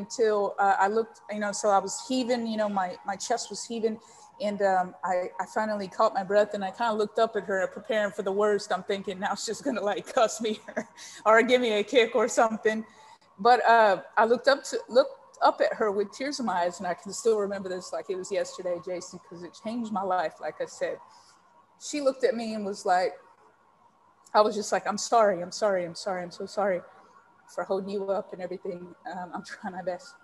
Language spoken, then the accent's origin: English; San Antonio, Texas, United States; now in United Kingdom; I grew up in San Antonio, Texas